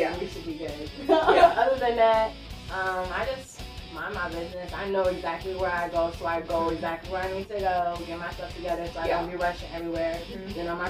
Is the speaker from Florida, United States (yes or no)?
no; Elkhart, Indiana, United States; moved away as an adult; now in Indianapolis, United States; I moved to Indianapolis like 3 years ago. I'm from Elkhart, Indiana.